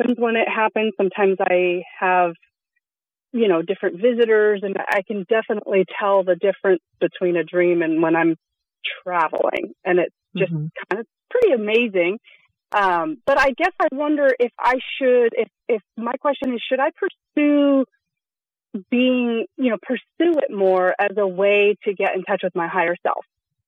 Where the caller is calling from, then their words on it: Sonoma County, California, United States; I'm calling from Sonoma County.